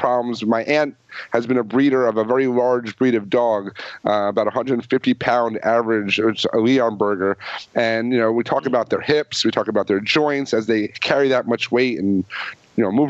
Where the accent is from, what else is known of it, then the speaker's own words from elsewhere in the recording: the Catskills, New York, United States; I grew up in the Catskills